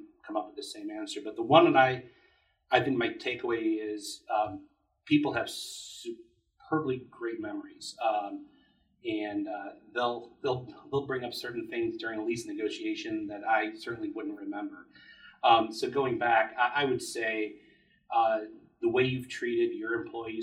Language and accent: English; Chicago, Illinois, United States; I grew up in Chicago, spent my entire childhood and professional career here